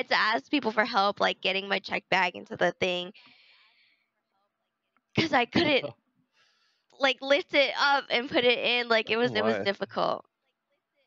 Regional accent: United States; as an American

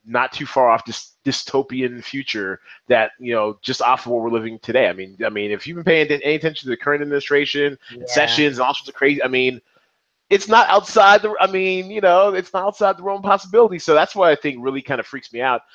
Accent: Seattle, Washington, United States; now in Las Vegas, United States; I'm from Seattle originally

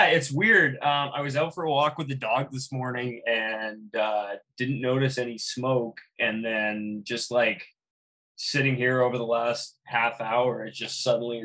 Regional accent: North Vancouver, British Columbia, Canada; I've lived here my whole life. I grew up in North Vancouver

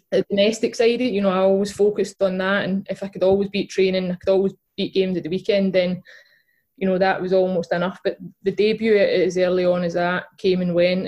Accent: Glasgow, Scotland, United Kingdom; I grew up in East End of Glasgow

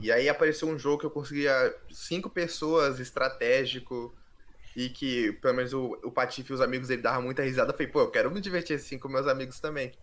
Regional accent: Guarujá, São Paulo, Brazil; Eu sou do litoral de São Paulo, sou do Guarujá

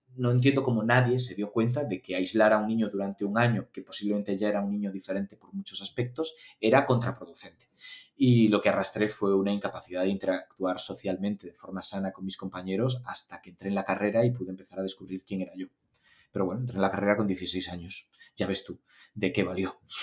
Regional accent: Galicia, Spain; yo estudié en Galicia, yo soy gallego

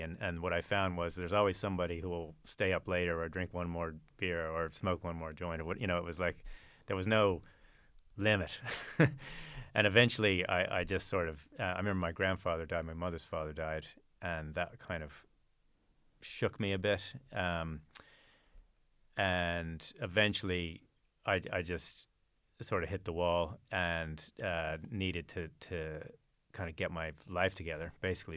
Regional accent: Fort Worth, Texas, United States; I was raised in, in Texas, in Fort Worth, Texas

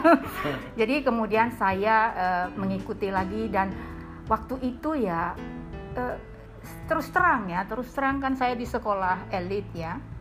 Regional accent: Medan, North Sumatra, Indonesia; moved away as an adult; now in Jakarta, Indonesia; saya S M P, S M A itu di Medan

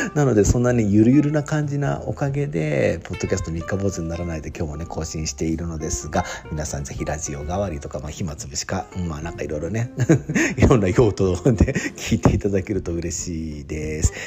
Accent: Yokohama, Kanagawa, Japan; now in Sendai, Japan; 横浜生まれの横浜育ち

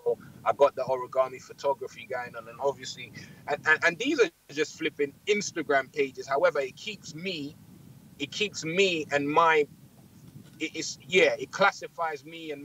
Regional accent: Nigeria; I'm Nigerian.

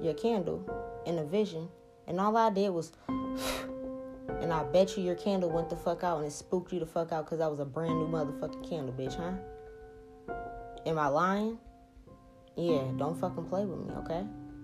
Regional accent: New Orleans, Louisiana, United States; now in Seattle, United States; I'm from New Orleans.

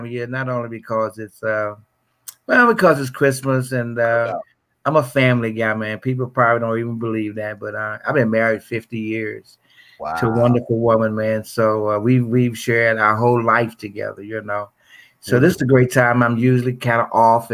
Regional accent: Memphis, Tennessee, United States; I'm from South Memphis. Originally grew up. I've lived in Memphis all my life

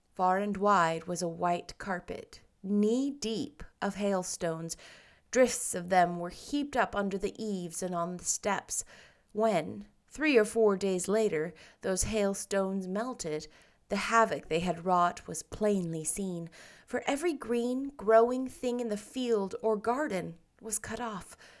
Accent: Seattle, Washington, United States; I grew up in Seattle

